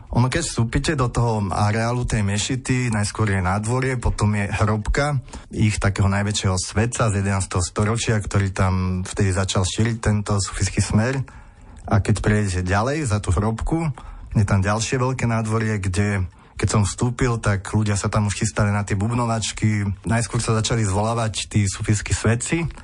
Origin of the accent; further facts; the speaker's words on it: Slovakia; sme Slováci